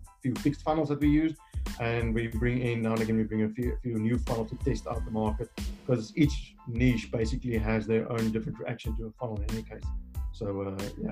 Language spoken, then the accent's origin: English; South Africa; I come from South Africa. I'm here in Cape Town.